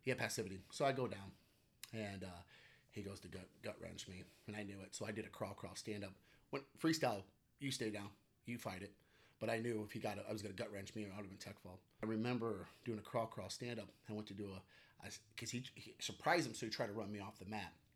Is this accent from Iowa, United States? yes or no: yes; Cedar Rapids, Iowa, United States; also born or lived in Arizona; I grew up in Cedar Rapids, and I was, uh, uh, went to Jefferson, graduated in two thousand one